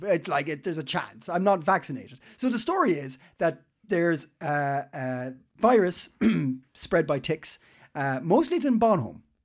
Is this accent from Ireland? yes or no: yes; Ireland; now in Denmark; I live here because I'm Irish and I've moved here